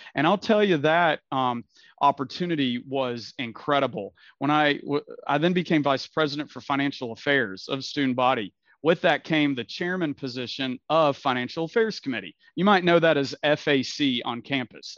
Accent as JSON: {"language": "English", "town": "Knoxville", "region": "Tennessee", "country": "United States", "tie": "born or raised there", "also_born_or_lived": "Nashville, Tennessee / Alabama", "said": "I grew up here in Knoxville, was actually born in Nashville, but grew up in Knoxville, moved here when I was a little kid"}